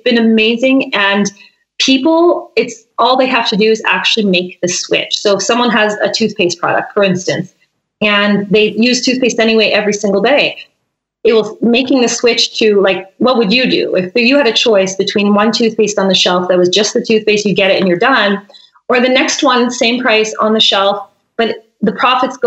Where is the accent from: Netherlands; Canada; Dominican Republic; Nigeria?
Canada; St. Andrews, New Brunswick; also born or lived in Vancouver Island, British Columbia; now in Nelson, Canada; we're both from St. Andrews, New Brunswick